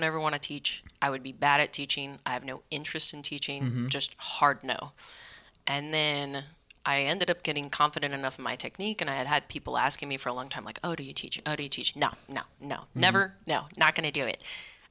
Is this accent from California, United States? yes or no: yes; Vacaville, California, United States; moved away as an adult; also born or lived in Sacramento / Berlin; now in New York City, United States; raised in Vacaville primarily, which is midway between Sacramento and San Francisco